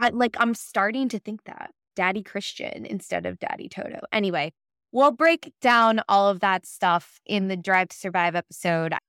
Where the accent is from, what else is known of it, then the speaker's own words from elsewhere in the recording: United States; I'm American